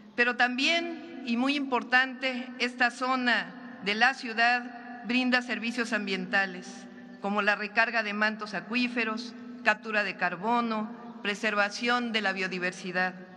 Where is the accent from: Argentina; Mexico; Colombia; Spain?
Mexico; como mexicanos